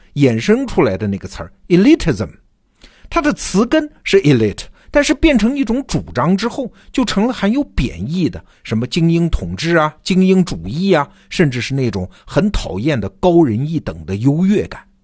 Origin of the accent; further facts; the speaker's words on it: China; 我们中国人